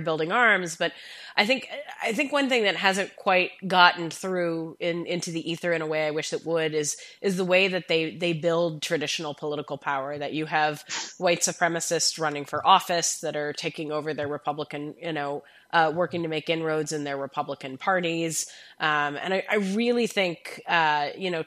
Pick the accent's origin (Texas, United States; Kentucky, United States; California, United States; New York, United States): Kentucky, United States; Louisville; I'm from Kentucky, and it's much the same experience. I think you know you have Lexington and Louisville, Louisville where I'm from